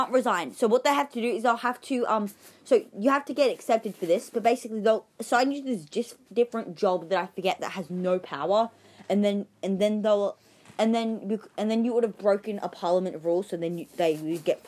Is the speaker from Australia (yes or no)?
yes; Australia; I'm Australian.